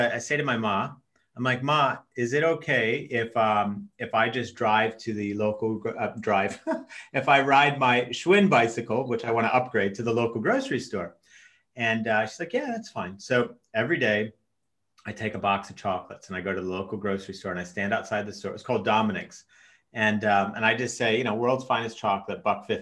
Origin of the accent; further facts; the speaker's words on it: Chicago, Illinois, United States; I'm half Norwegian, half American, but I grew up in the States in Chicago from the age of five